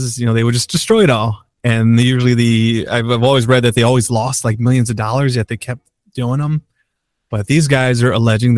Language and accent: English; Chicago, Illinois, United States; we're both from Chicago